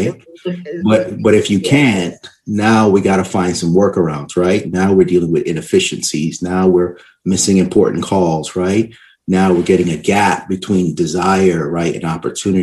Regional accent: Barbados; also born or lived in New York City, United States; I'm originally from Barbados, right? And I went to school, public school system in New York City, you know, elementary school. And after that, I actually went back to Barbados and stayed there.

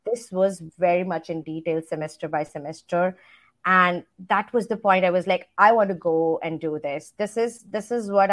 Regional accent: India; moved away as an adult; now in United States; I grew up in India. So I've spent most of my time in India. I moved here to the States just close to 3.5 years ago when I got married

